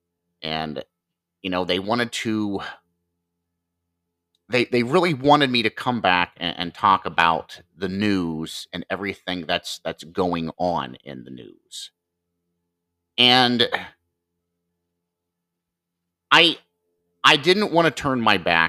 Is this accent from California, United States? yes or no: no; Marion, Ohio, United States; coming to you from Marion, Ohio, my hometown and state